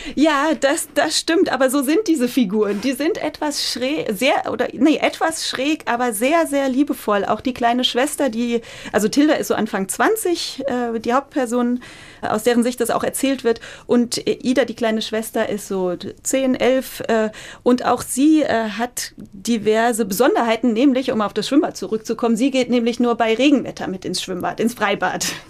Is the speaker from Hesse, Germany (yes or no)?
yes; Oberursel, Hesse, Germany; ich komme aus Oberursel und bin da sehr verwurzelt